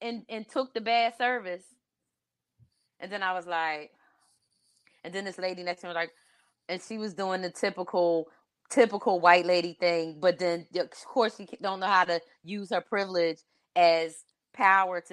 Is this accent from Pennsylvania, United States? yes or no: yes; Philadelphia, Pennsylvania, United States; my hometown of Philly